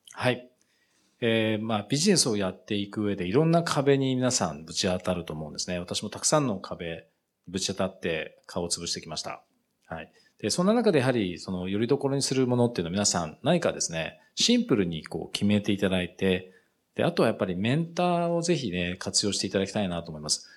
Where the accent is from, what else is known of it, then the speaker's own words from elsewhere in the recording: Japan; moved away as an adult; also born or lived in United Kingdom; 自分の国なんですけど